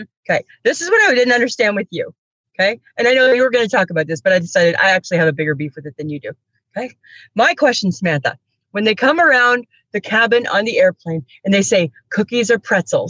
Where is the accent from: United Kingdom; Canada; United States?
Canada; Saskatchewan; also born or lived in Steinbach; I'm from Saskatchewan. I'm in Toronto.